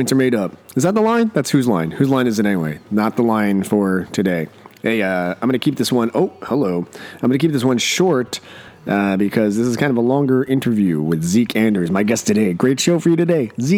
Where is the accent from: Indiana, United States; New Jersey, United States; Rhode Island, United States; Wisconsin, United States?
New Jersey, United States; I grew up in New Jersey